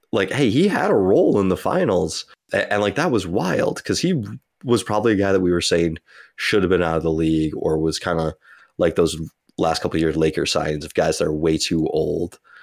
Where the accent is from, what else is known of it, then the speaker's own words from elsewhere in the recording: United States; as an American